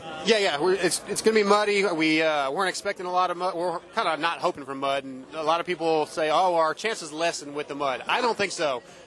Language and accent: English; United States; I'm American. I love America